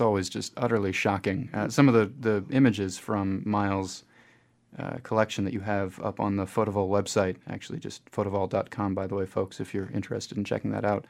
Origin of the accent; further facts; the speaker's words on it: United States; now in New Zealand; I'm coming from the United States